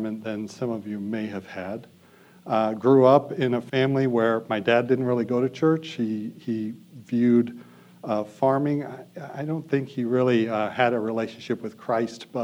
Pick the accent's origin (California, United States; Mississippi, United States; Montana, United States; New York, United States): Montana, United States; Bozeman; So I was born in Bozeman. I grew up on a farm north of Bozeman, about 15 miles